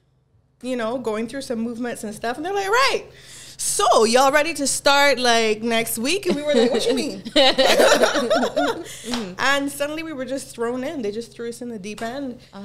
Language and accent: English; Jamaica; now in Barbados; I was born in Jamaica. Parents are Jamaican. Whole family is Jamaican. But I've lived here for a long time.